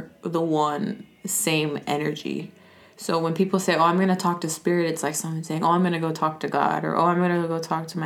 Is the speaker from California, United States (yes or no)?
yes; Los Angeles, California, United States; I'm from Los Angeles. Born and raised? Born and raised on Venice Beach